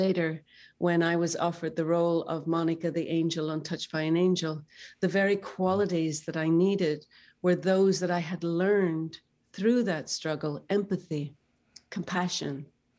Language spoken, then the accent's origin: English; Northern Ireland, United Kingdom; I myself grew up in a war, and I know how scary that can be. I grew up in Northern Ireland